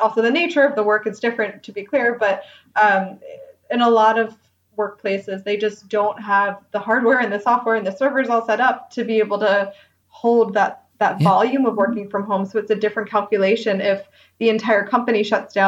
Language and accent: English; United States; moved away as an adult; now in Germany; as an American